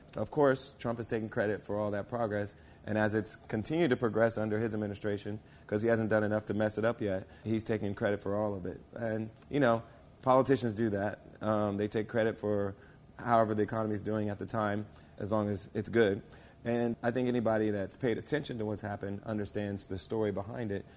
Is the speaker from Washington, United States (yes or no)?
no; Springfield, Ohio, United States; now in Hollywood, United States; I grew up in Springfield, Ohio